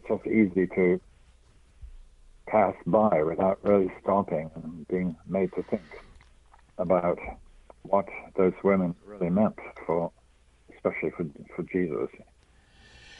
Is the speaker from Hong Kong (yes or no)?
no; England, United Kingdom; now in United States; I am originally English